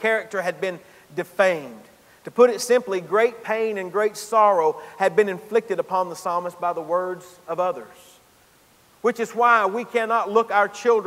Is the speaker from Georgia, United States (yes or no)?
yes; Gainesville, Georgia, United States; moved back to my hometown in Gainesville, Georgia